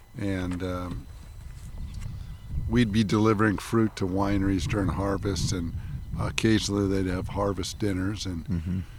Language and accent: English; Los Angeles, California, United States; now in Napa Valley, United States; We grew up in Los Angeles